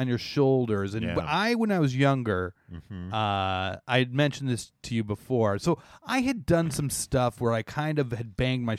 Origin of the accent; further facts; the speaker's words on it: Canada; I am Canadian